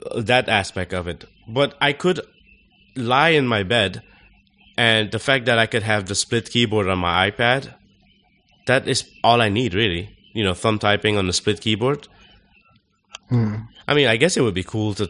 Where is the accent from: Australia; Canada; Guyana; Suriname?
Suriname; we're from Suriname